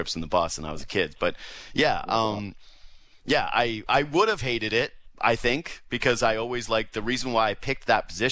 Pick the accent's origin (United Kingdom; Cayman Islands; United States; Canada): Canada; Whitehorse, Yukon; I was from Whitehorse, Yukon